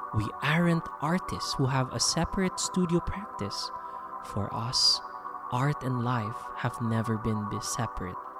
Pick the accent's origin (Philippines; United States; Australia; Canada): Philippines; now in Jakarta, Indonesia; I am a Filipino educator based in Indonesia